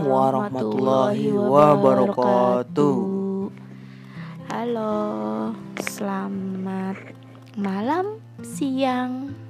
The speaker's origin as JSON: {"language": "Indonesian", "town": "Indramayu", "region": "West Java", "country": "Indonesia", "tie": "born or raised there", "said": "saya … saya sendiri berasal dari Indramayu dan eh di Indramayu dari S eh"}